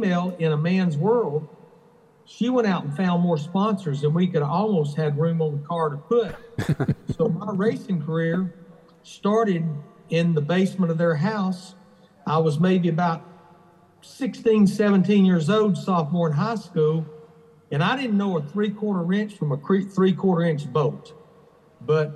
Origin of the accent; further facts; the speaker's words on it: Birmingham, Alabama, United States; I was born and raised in Birmingham, Alabama.